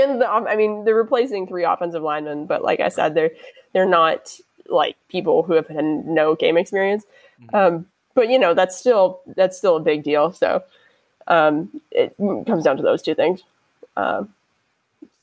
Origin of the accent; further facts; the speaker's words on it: Washington, United States; also born or lived in British Columbia, Canada; I grew up in Washington and grew up a Washington fan